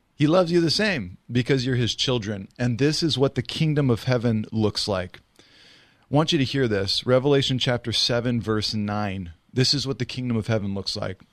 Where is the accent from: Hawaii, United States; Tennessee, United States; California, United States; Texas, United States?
California, United States; Riverside; I went to Ramona High School in Riverside